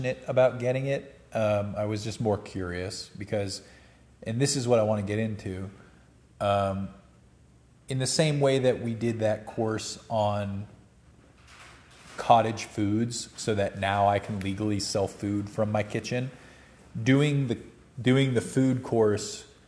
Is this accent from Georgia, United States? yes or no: yes; Georgia, United States; moved away as an adult; now in Colorado, United States; growing up in Georgia